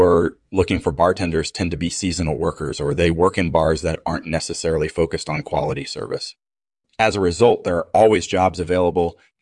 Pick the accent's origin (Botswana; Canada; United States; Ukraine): Canada; Toronto, Ontario; I grew up in Toronto